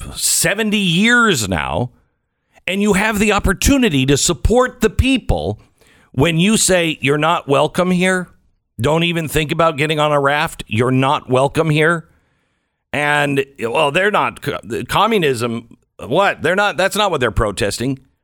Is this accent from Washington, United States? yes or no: yes; Washington, United States; moved away; I grew up in Washington State